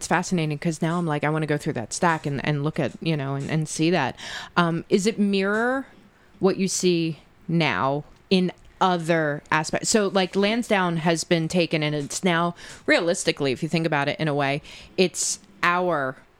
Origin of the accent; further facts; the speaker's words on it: Marple, Pennsylvania, United States; and then I look at, I'm from Marple, I think I'm like, oh, we're bad.